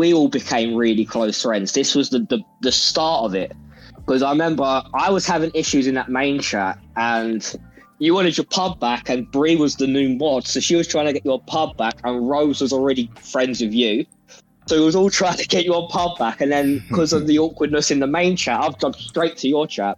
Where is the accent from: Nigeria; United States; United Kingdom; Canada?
United Kingdom; England; we're from England